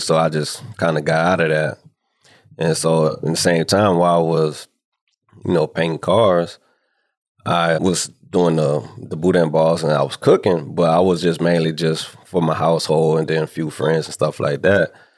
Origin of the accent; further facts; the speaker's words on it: New Orleans, Louisiana, United States; moved away as an adult; now in Houston, United States; I was born and raised in New Orleans, Louisiana. And I moved to Houston right after I graduated from high school.